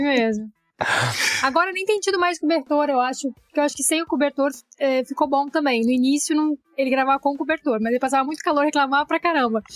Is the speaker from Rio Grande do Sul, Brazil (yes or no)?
yes; Bagé, Rio Grande do Sul, Brazil; moved away as an adult; also born or lived in Porto Alegre; now in Rio de Janeiro, Brazil; Eu sou nascida em Bagé. Bagé é interior do Rio Grande do Sul, é fronteira com o Uruguai.